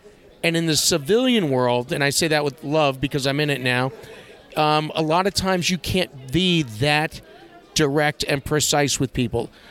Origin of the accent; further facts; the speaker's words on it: New York, United States; moved away as an adult; Born and raised in New York